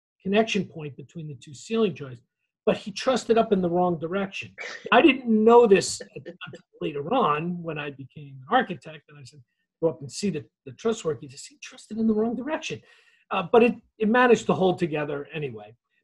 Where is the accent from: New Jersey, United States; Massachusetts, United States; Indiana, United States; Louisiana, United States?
New Jersey, United States; Closter; I grew up in Closter, New Jersey, which is a small town in Bergen County, right off near New York City